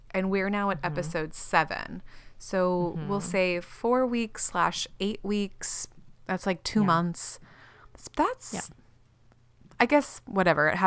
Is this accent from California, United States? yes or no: no; Florida, United States; we're from Florida.